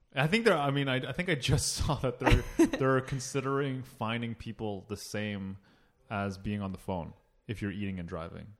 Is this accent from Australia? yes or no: no; Toronto, Ontario, Canada; also born or lived in Oakville; I was born in Toronto